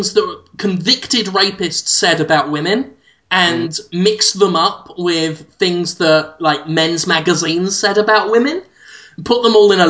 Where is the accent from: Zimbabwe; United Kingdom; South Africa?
United Kingdom; I'm British